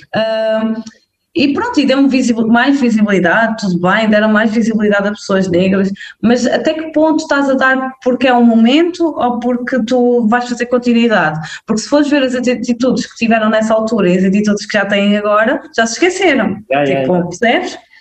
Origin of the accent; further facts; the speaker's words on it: Mangualde, Viseu, Portugal; also born or lived in Felgueiras; eu cresci em, em Mangual, Viseu